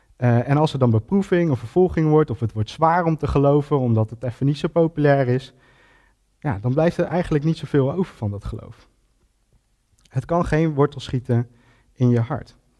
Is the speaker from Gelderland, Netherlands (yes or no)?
yes; Ede, Gelderland, Netherlands; En ik ben geboren en getogen Edenaar.